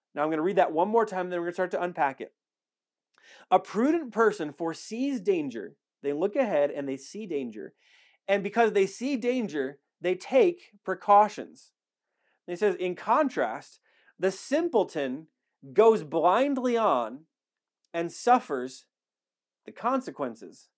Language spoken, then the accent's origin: English; Wisconsin, United States; now in Alamogordo, United States; I'm from Wisconsin